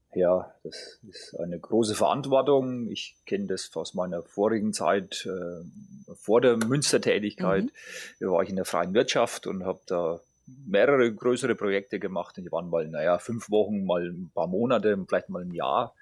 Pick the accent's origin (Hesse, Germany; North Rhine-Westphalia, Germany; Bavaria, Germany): Bavaria, Germany; Grettstadt; moved away; also born or lived in Schweinfurt / Swabia; ich bin geboren in Schweinfurt. Mhm und aufgewachsen in der, Region, in der Region also in, in Gretstadt